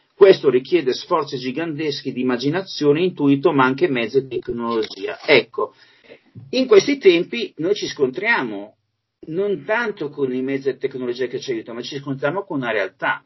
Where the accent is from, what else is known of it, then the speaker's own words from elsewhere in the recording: Alessandria, Piedmont, Italy; also born or lived in Masio; io sono alessandrino, ma mi son trasferito lì, appunto, negli anni settanta